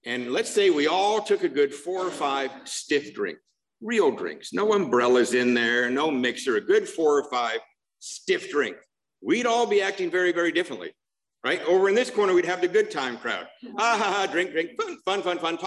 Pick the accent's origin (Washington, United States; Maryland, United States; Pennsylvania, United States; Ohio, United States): Washington, United States; Seattle; moved away; also born or lived in Covina, California; I grew up in Seattle